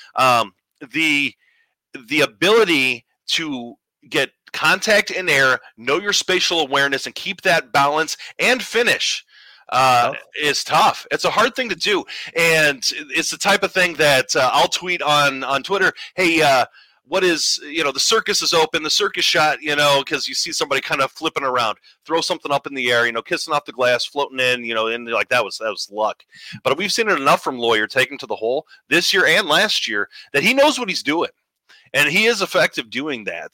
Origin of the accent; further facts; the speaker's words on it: Northwest Indiana, United States; I I'm from Northwest Indiana. I live up here